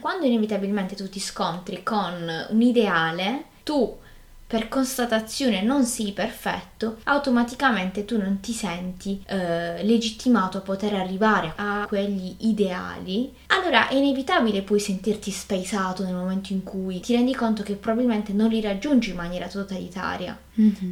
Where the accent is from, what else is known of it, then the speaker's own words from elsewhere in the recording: Apulia, Italy; accent: Apulian; also born or lived in Trento; mi sono dovuta trasferire qui in, eh, in Puglia